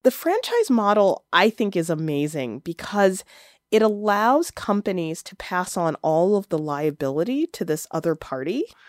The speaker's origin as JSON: {"language": "English", "town": "Chicago", "region": "Illinois", "country": "United States", "tie": "born or raised there", "said": "growing up in Chicago"}